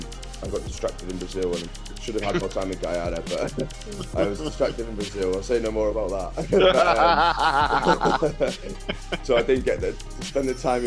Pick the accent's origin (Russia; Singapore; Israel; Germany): Germany; also born or lived in Teesside, England; I'm originally from Teesside, but my dad was a military. I was in the military, so I never actually really grew up there. I spent most of my time in Germany.